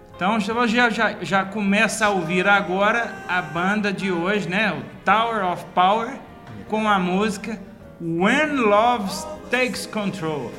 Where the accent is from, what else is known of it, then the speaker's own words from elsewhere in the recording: Divinópolis, Minas Gerais, Brazil; Somos de Divinópolis, Minas Gerais